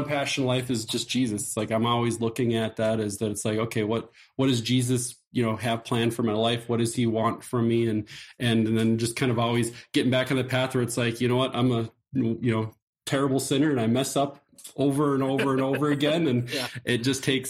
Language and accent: English; Janesville, Wisconsin, United States; I grew up in Janesville. I went to the private school there, Trinity Lutheran, in Janesville